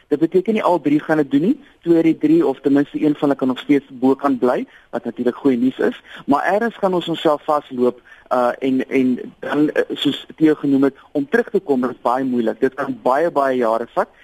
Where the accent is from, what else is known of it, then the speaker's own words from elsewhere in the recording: South Africa; as Suid-Afrikaner